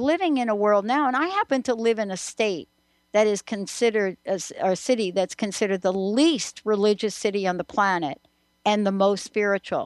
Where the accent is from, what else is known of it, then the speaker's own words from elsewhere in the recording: New York, United States; growing up in New York, you know, you have one thing going on right there in the Bronx